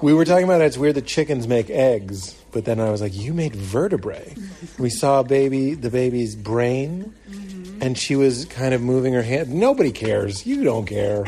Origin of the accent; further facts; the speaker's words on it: Lexington, Massachusetts, United States; I grew up in Lexington, Mass